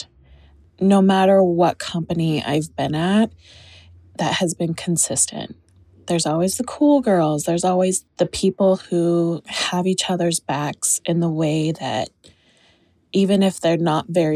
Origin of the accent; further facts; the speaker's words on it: Utah, United States; I was born and raised in Utah